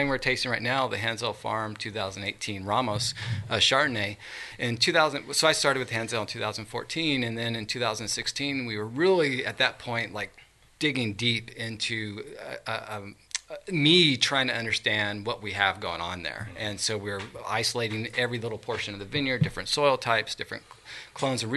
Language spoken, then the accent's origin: English; Lodi, California, United States; moved away as an adult; also born or lived in Thornton, California / Myers Flat, California; I grew up in Lodi, California